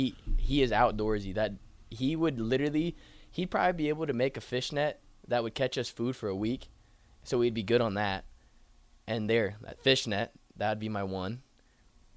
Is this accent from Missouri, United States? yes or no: yes; Columbia, Missouri, United States; moved away as an adult; now in Lincoln, United States; I was from Columbia, Missouri. So same town as Mizzou.